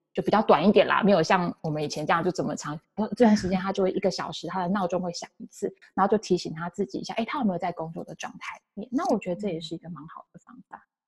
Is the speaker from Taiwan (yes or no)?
yes; Taiwan; first language Chinese; now in San Francisco Bay Area, United States; 我来自台湾，然后中文是我的母语